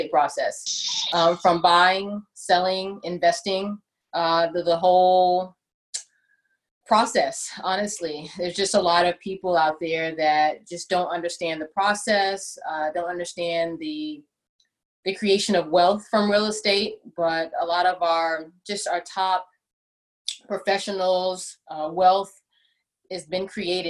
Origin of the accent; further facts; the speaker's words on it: Houston, Texas, United States; now in San Jose, United States; I'm actually from Houston, Texas. So we got to go in H-Town